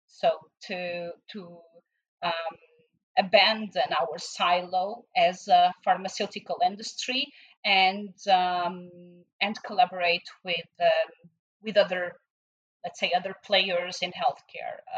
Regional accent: Portugal; moved away; in my home country in Portugal

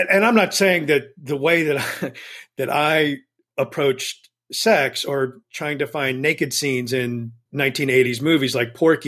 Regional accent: Texas, United States; I grew up in Texas in a pretty conservative evangelical household.

